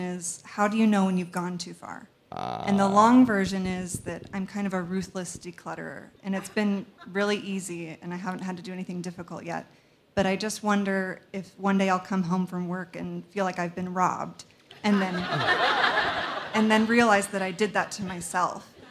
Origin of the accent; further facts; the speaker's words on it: Salt Lake City, Utah, United States; I'm from Salt Lake